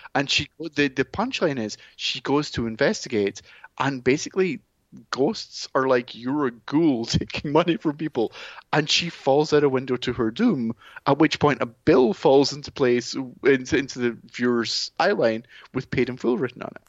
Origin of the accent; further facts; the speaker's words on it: Scotland, United Kingdom; being Scottish